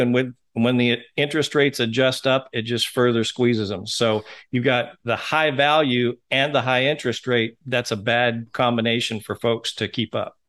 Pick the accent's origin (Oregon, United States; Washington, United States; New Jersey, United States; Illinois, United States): Washington, United States; Seattle; now in Hot Springs Village, United States; I'm, was born and raised in Seattle